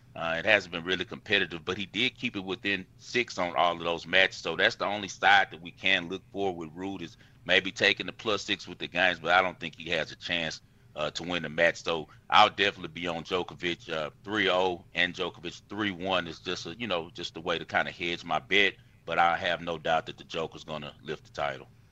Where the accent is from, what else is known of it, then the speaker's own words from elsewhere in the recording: United States; I'm American